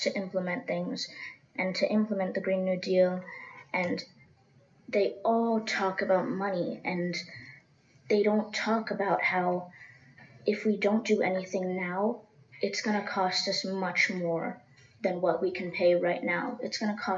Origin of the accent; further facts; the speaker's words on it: Seminole Indian Reservation, Florida, United States; I grew up on the Seminole Indian Reservation